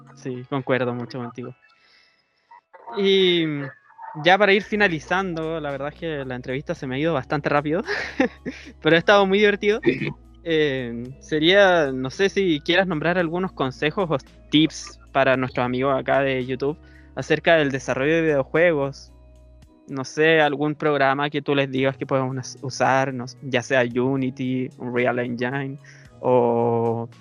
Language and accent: Spanish; Chile; yo soy de Chile